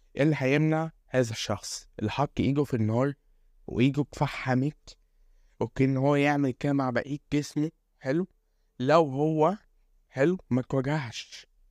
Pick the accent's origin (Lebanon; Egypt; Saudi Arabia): Egypt; عندنا في مصر